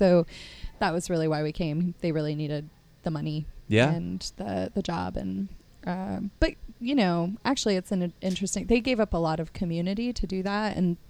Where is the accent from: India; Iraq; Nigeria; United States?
United States; Petaluma, California; also born or lived in New York / Connecticut; now in San Francisco, United States; Yeah, so I was born on the East Coast in New York, lived in Connecticut till I was 8, and then my family moved out to Petaluma, California, just north of San Francisco, when I was, when I was 8 years old.